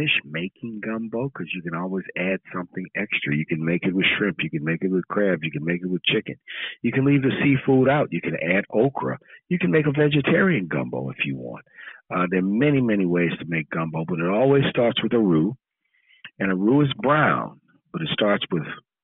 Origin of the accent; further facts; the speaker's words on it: New Orleans, Louisiana, United States; as a young boy growing up in New Orleans